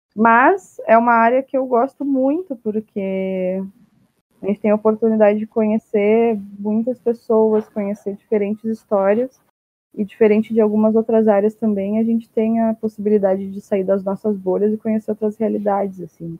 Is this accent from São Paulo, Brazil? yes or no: no; Rio Grande do Sul, Brazil; eu sou do Rio Grande do Sul